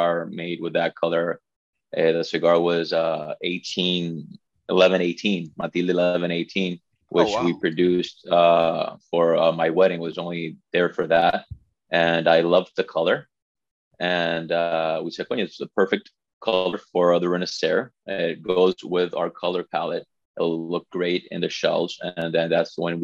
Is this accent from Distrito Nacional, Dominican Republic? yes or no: no; La Romana, Dominican Republic; English is a second language; I was born and raised in the Dominican Republic. My family's from here